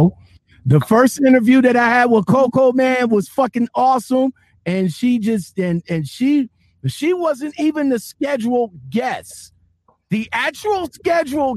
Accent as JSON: {"language": "English", "town": "Cleveland", "region": "Ohio", "country": "United States", "said": "Cleveland. That's my home."}